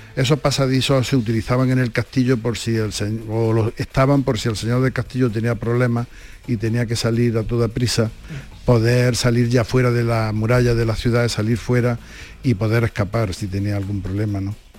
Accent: Andújar, Andalusia, Spain; como somos de Andújar

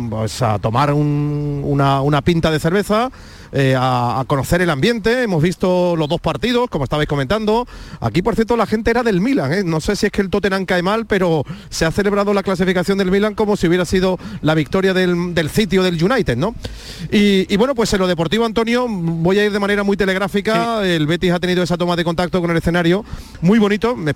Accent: France; moved away; also born or lived in Málaga; I'm from France.

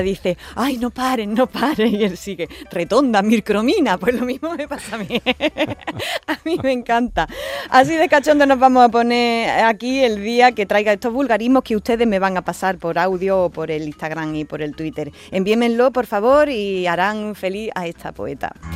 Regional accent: Andalusia, Spain; la bandera andaluza

